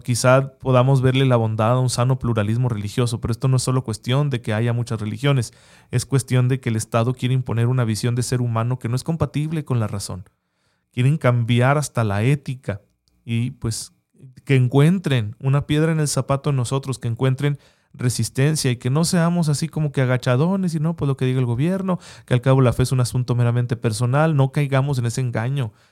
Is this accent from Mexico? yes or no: yes; Mexico; seguimos sin tener verdadera libertad religiosa en México